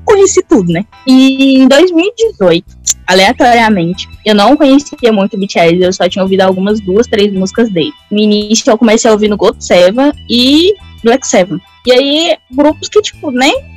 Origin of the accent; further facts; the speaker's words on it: Goiás, Brazil; Sou goiana, tá bom? Interior de Goiás.